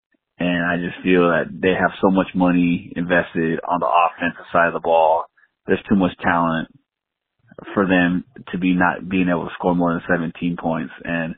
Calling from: Las Vegas, Nevada, United States; I'm calling from Las Vegas

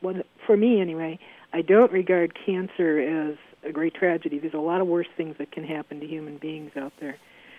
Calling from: Delafield, Wisconsin, United States; I'm calling from Delafield, Wisconsin.

